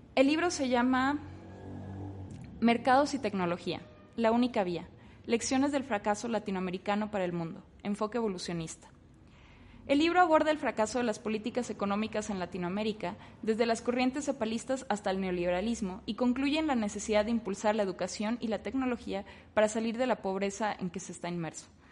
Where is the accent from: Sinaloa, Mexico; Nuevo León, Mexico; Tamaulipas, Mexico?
Tamaulipas, Mexico; Ciudad Victoria; moved away as an adult; yo soy de Ciudad Victoria, Tamaulipas